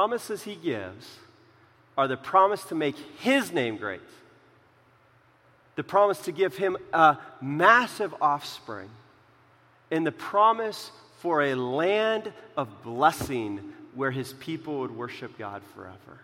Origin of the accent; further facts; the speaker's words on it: Central California, United States; moved away; where I grew up in California